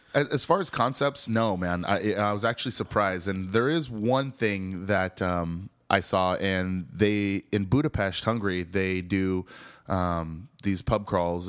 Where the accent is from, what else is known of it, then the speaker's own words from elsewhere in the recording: the Northwest, Pacific Northwest, United States; moved away as an adult; also born or lived in Seattle; now in Austin, United States; growing up in the Northwest